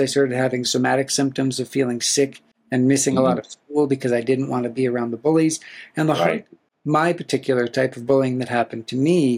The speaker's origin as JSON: {"language": "English", "region": "Black Hills of South Dakota", "country": "United States", "tie": "born or raised there", "said": "I grew up in the Black Hills of South Dakota"}